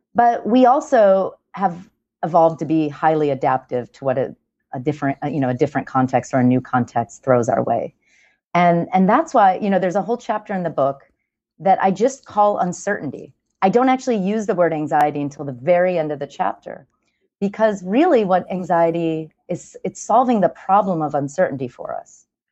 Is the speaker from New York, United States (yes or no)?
yes; New York, United States; I'm a New Yorker